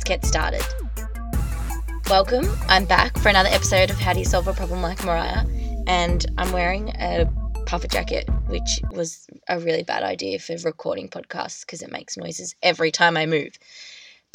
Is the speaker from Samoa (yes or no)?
no; Australia; I'm just an Australian girl